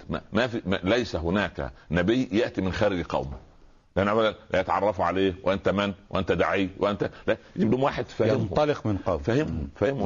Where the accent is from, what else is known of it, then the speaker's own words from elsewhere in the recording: Egypt; واحنا اخوال احنا كما يعني الناس المصريين هم اخوال اسماعيل